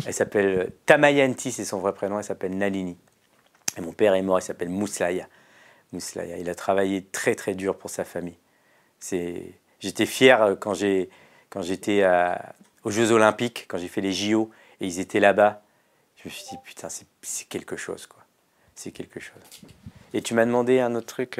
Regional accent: France; je suis né en France et que mon petit club de quartier, il était subventionné

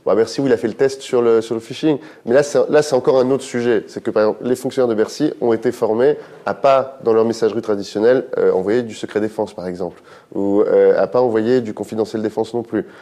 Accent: France; On a un équilibre en France qui fait qu'on est français

